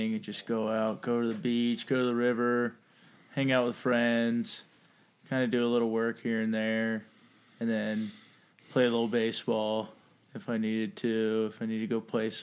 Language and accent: English; Richmond, Virginia, United States; I'm from Richmond, Virginia